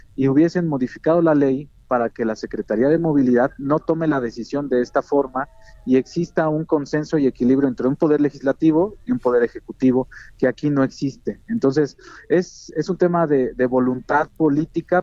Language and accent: Spanish; State of Mexico, Mexico